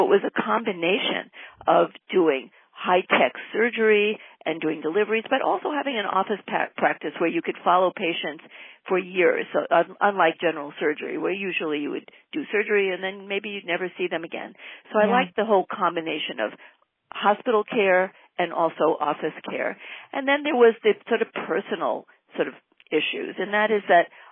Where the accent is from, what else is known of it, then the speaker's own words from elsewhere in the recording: Great Neck, New York, United States; now in Southern California, United States; I grew up in Great Neck, that's on Long Island in New York